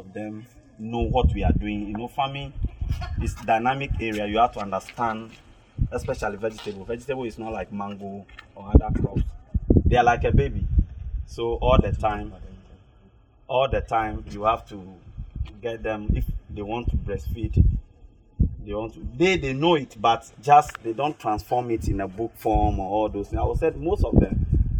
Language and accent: English; Keta, Volta, Ghana; also born or lived in Joje; My part from Keta and Joje.